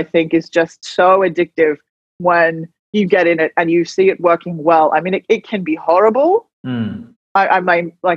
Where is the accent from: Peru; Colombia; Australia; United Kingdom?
Australia; Gold Coast, Queensland; I'm female, I'm young, I'm new, I'm Indigenous, I'm from the Gold Coast